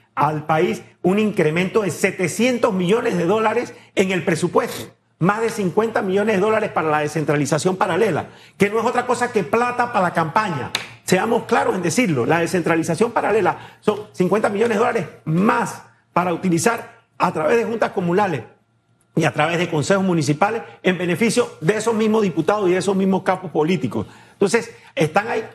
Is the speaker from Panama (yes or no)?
yes; Panama; como un panameño más